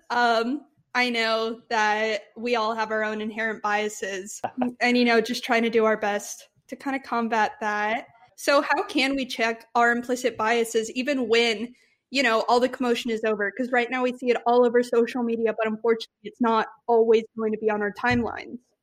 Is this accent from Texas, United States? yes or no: yes; Texas, United States; We're from Texas